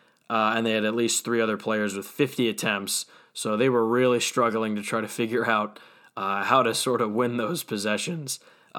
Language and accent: English; Yorktown, United States; He's actually from my hometown, Yorktown